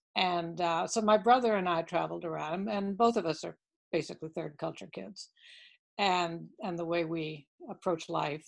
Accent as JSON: {"language": "English", "country": "Cuba", "tie": "born there", "said": "Yes, I was born, actually I was born in Cuba. Had a lot of family there."}